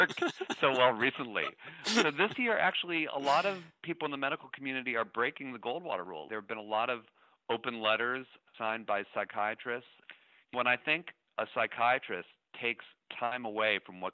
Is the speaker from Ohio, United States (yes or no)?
yes; Shaker Heights, Ohio, United States; moved away; also born or lived in Cambridge, Massachusetts; I grew up in Shaker Heights, Ohio